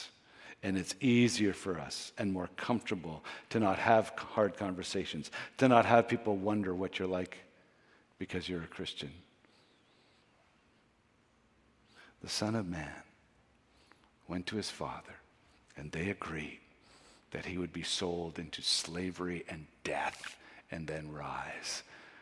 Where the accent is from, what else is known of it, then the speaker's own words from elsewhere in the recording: Canada; we're Canadian